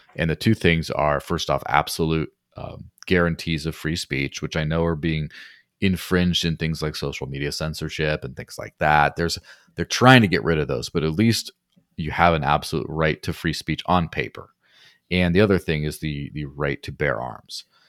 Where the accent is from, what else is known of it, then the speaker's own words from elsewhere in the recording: Mexico; now in New Hampshire, United States; growing up in Mexico